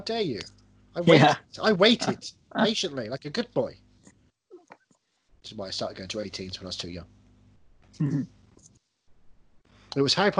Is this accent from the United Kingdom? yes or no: yes; England, United Kingdom; I was born in England.